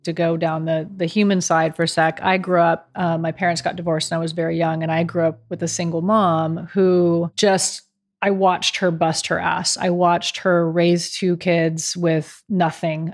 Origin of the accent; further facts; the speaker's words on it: near Berkeley, California, United States; moved away as an adult; also born or lived in Dallas / New York; as a California girl, I grew up near Berkeley